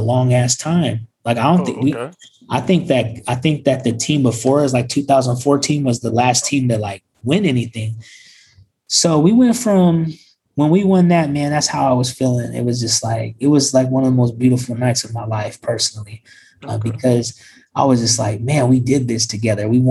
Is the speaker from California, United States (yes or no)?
yes; Sacramento, California, United States; we're from Sacramento